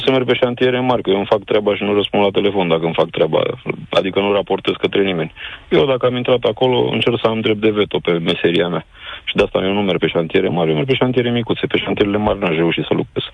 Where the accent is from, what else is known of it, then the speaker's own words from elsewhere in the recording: Craiova, Dolj, Romania; sunt inginer constructor, sunt din Craiova